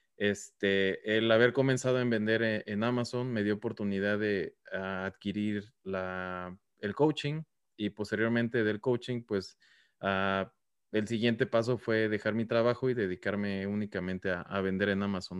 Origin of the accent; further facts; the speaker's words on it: Mexico; now in United States; porque nosotros somos mexicanos también